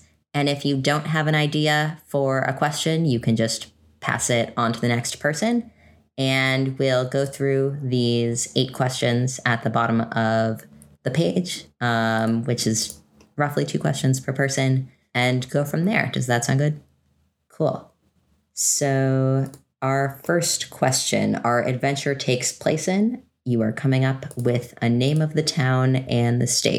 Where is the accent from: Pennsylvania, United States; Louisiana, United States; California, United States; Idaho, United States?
California, United States; moved away; I'm from California, so when I moved here